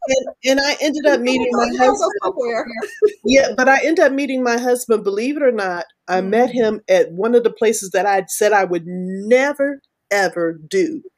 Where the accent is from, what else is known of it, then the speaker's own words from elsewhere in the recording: Texas, United States; also born or lived in Florida / Alabama; Southern men do that. I'm from Texas. I grew up in Florida. I grew up in Alabama a little bit.